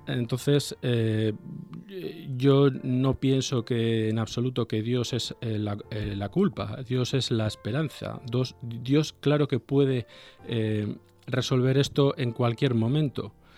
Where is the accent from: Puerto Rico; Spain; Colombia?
Spain; Vigo, Galicia; moved away as an adult; now in Bilbao, Spain; yo natural soy de Galicia, de una ciudad que se llama Vigo